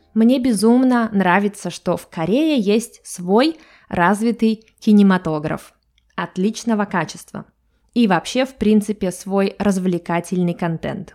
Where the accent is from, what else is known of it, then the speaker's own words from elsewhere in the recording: Russia; И я из России.